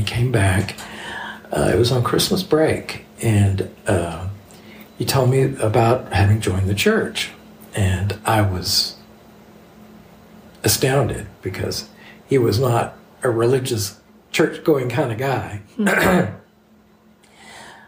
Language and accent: English; Texas, United States; my hometown is where Texaco started